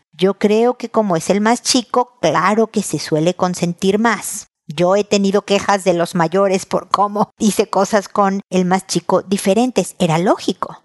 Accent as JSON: {"language": "Spanish", "region": "Mexico City", "country": "Mexico", "moved": "as an adult", "lives_now": "Santiago, Chile", "said": "como mexicana de Ciudad de México"}